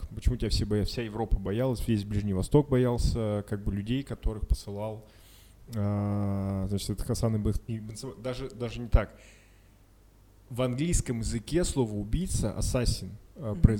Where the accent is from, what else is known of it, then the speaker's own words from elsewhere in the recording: Ural, Russia; Мы же с Урала.